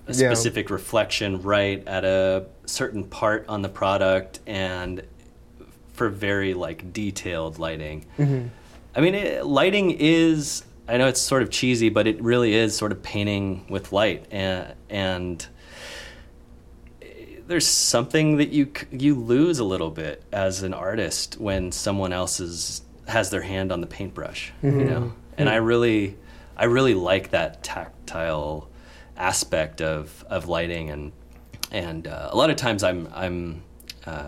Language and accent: English; Tucson, Arizona, United States; growing up in Tucson, Arizona, where there's literally nothing